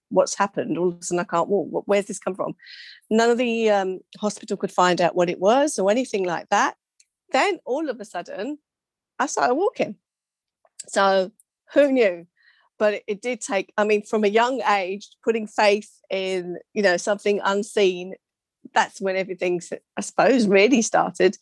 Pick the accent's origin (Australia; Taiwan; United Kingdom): United Kingdom; England; also born or lived in London; I was born to Mauritian parents from Mauritius, immigrant. I was born in England.